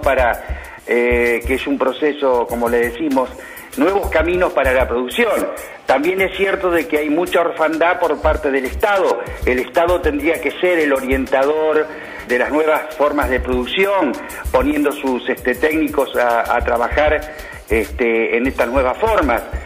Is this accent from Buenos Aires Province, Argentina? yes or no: no; Santa Fe, Argentina; habitantes de esta provincia